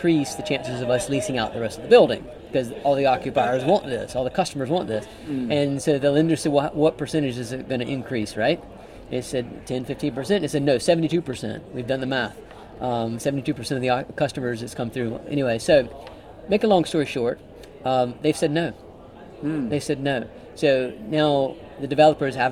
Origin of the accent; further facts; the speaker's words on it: United States; I'm an American